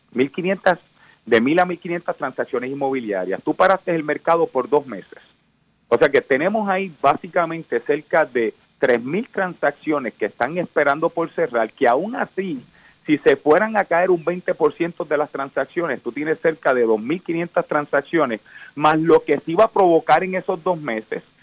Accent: Cayey, Puerto Rico; yo vengo del pueblo de Calley, eh, eh, vengo de una familia humilde

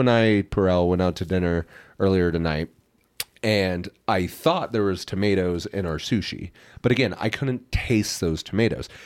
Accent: Midwest, United States; we're from the Midwest

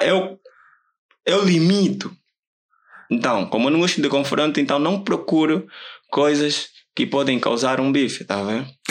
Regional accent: Viana, Luanda Province, Angola; also born or lived in Huíla, Angola; Nasci na Willa e com os meus 10 anos vim viver aqui. Estava aqui em Luanda

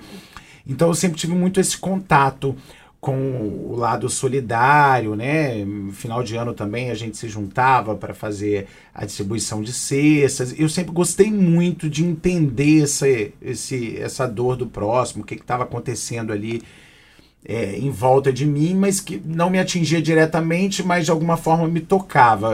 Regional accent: Aracruz, Espírito Santo, Brazil; eu sou de Aracruz, né? E minha mãe sempre fez um trabalho ligado à PAI da minha cidade

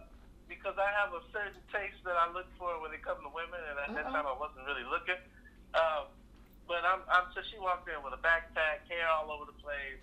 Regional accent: Oakland, California, United States; Born and raised in Oakland. Most people think I'm from Texas. I go back and forth so much that I start to develop an accent.

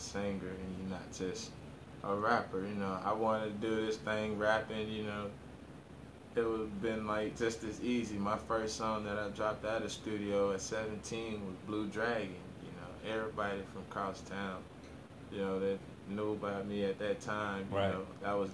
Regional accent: Orlando, Florida, United States; I'm from Orlando, Florida, born and raised

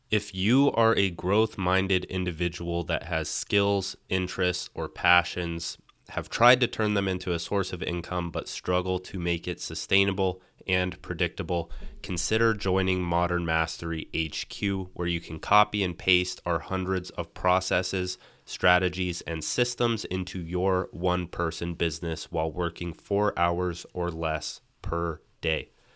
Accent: Arizona, United States; I've just been in Arizona my entire life

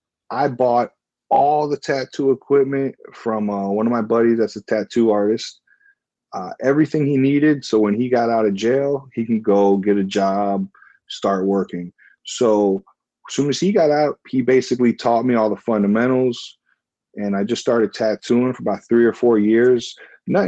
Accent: Miami, Florida, United States; I'm born and raised in Miami, Florida.

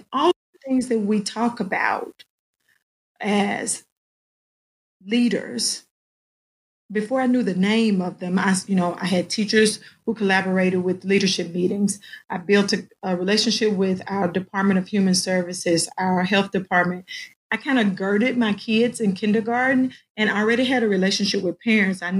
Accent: Arkansas, United States; moved away as an adult; now in Fayetteville, United States; I was in a small district, my hometown

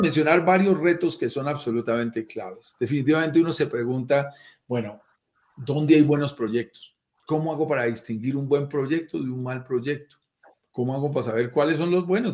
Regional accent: Colombia; accent: Colombian; eres colombiano por mi acento. Notarás que yo soy colombiano

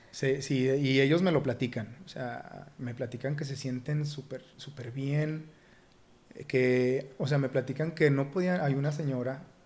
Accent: Torreón, Coahuila, Mexico; darme a conocer como lagunero

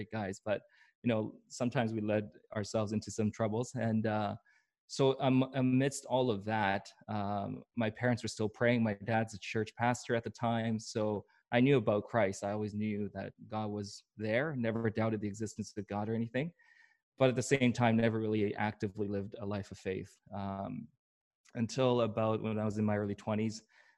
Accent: Vancouver, British Columbia, Canada; also born or lived in Seoul, South Korea / Atlanta, United States / Tampa, United States; I grew up here in Vancouver, but I also moved around tons.

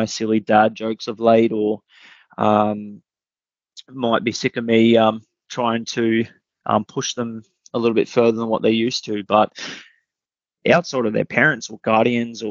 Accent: Rockhampton, Queensland, Australia; growing up in Rockhampton, it was pretty enjoyable

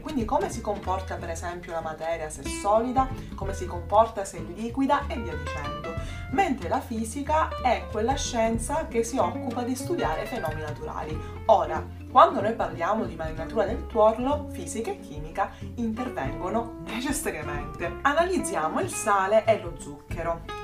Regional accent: Sicily, Italy

